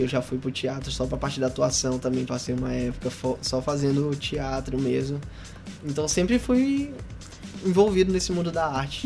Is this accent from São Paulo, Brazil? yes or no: no; São Luís, Maranhão, Brazil; Eu sou daqui, sou da Santa Clara